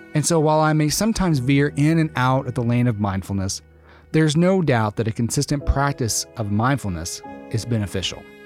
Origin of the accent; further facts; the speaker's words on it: Arkansas, United States; moved away as an adult; also born or lived in Austin, Texas; I grew up in the South, in Arkansas. I moved to Austin, Texas for graduate school